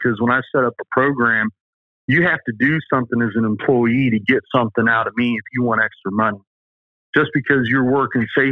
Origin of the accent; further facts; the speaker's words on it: the South, United States; accent: southern; There's my southern accent coming